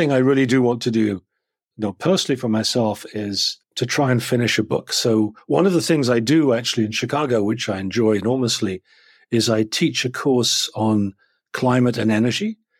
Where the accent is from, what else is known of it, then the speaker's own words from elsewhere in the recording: England, United Kingdom; particularly being English, India has a kind of a certain natural connection, as does Hong Kong. So, you know, so as an Englishman, I can travel to Hong Kong